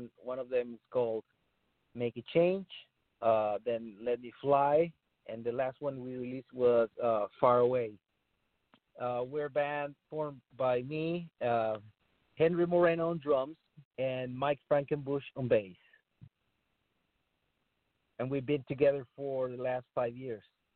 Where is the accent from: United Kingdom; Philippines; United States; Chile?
Chile; moved away as an adult; I'm from Chile, I'm from South America